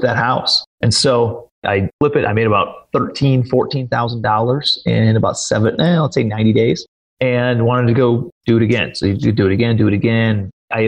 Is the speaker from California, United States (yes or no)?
no; Cleveland, Ohio, United States; moved away as an adult; also born or lived in New York City; I'm from Cleveland, Ohio